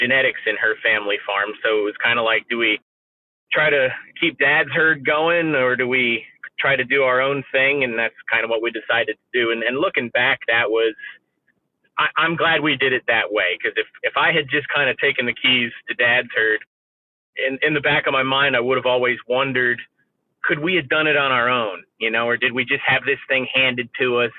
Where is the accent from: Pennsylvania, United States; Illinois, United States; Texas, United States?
Pennsylvania, United States; Northeast; now in central Pennsylvania, United States; where I grew up in Northeast Pennsylvania, there really weren't a lot of dairy farms left